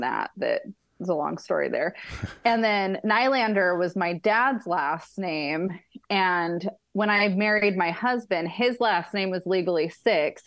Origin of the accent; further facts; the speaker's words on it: Ellensburg, Washington, United States; now in Yucca Valley, United States; I was raised in Ellensburg, Washington